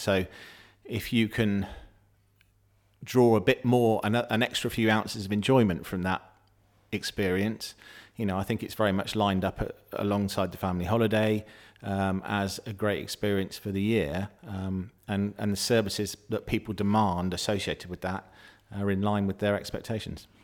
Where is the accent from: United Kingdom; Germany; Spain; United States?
United Kingdom; Somerset, South West England; I'm a Somerset lad. I'm from Somerset and I grew up thankfully, with what I believe is probably the best festival in the world